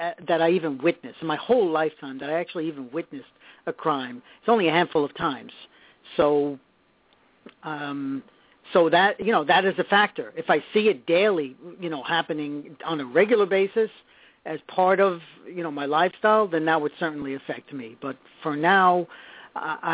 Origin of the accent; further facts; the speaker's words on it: New York City, New York, United States; also born or lived in Harlem; I grew up in the South Bronx.